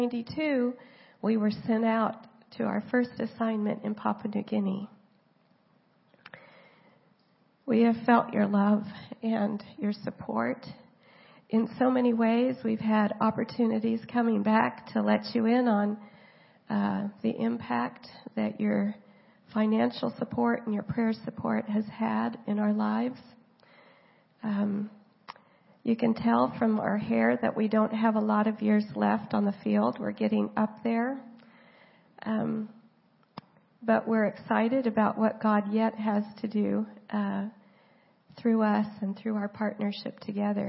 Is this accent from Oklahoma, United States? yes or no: yes; Oklahoma, United States; moved away as an adult; also born or lived in San Diego, California; now in Vanuatu; I was from Oklahoma and came here to go to school.